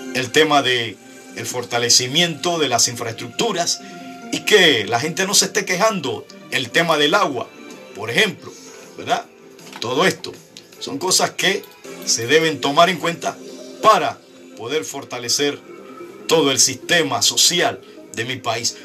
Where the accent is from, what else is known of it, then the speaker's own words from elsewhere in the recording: Panama; en mi país